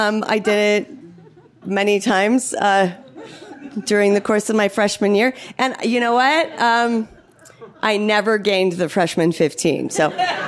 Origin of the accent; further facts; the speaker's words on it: Palo Alto, California, United States; growing up in Palo Alto, California